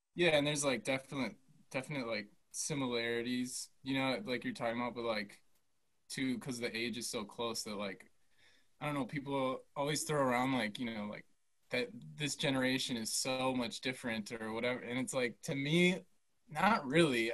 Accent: Milwaukee, Wisconsin, United States; born and raised in Milwaukee, and then yeah, went to school here.

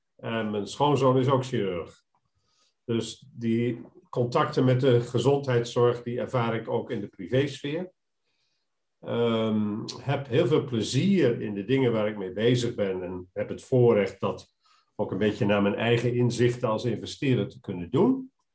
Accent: Arnhem, Gelderland, Netherlands; moved away as an adult; also born or lived in Rotterdam; geboren in een pastorie, eh, opgegroeid in Arnhem

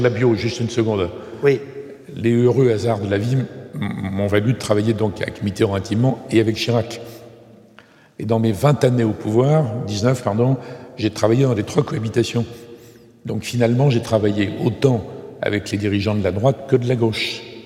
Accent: Bellegarde-en-Marche, Nouvelle-Aquitaine, France; je suis né à Bellegarde en marche

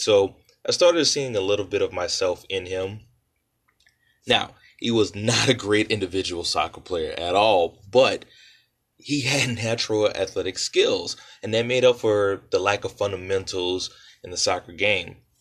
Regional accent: New Orleans, Louisiana, United States; I was born and raised in New Orleans, Louisiana

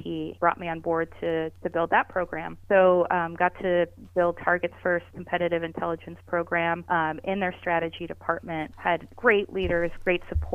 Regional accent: Erie, Pennsylvania, United States; I grew up in Erie

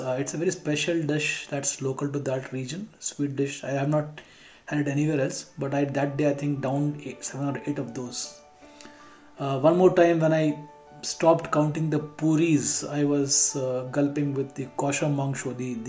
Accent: West Bengal, India; Chai pakora? I love being Indian. And on top of it, Bengali in this season.

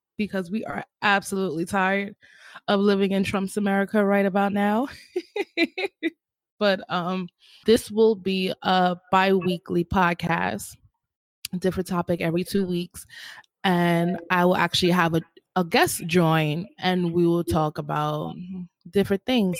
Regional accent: New York City, New York, United States; I'm born and raised in Harlem

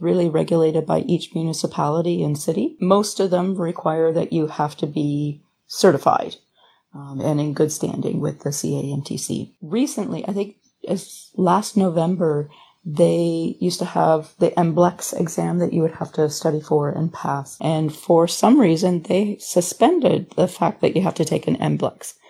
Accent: Thunder Bay, Ontario, Canada; moved away as an adult; also born or lived in Wyoming, Ontario / Sarnia / St. Catharines; now in California, United States; I'm from a little tiny town called Wyoming, and I grew up sort of like my childhood in Thunder Bay, remote

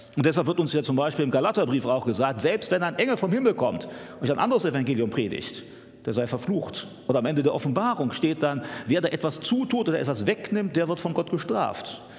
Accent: Germany; für uns als Deutsche

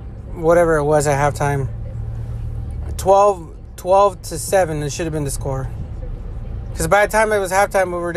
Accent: Los Angeles, California, United States; I come from

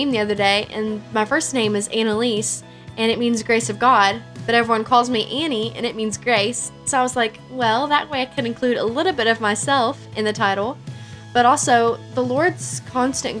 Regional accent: Kentucky, United States; I'm from Kentucky.

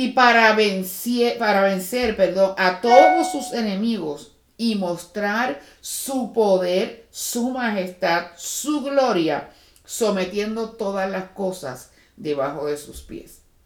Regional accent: Puerto Rico; moved away; los que venimos de Puerto Rico

